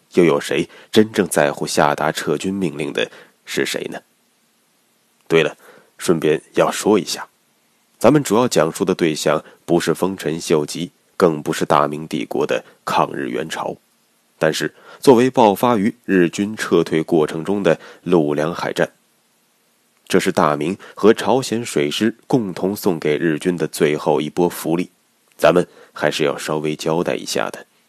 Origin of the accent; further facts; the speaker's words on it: China; 我们中国人